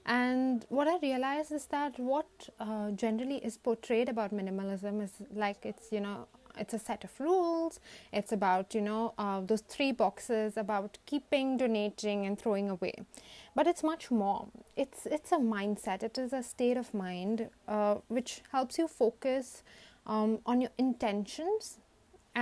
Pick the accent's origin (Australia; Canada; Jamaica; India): India; many of us who derive our identity from the roots of being an Indian